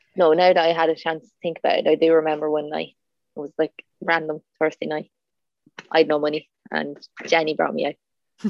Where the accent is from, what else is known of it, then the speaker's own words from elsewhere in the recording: Drogheda, Leinster, Ireland; I was from Drogheda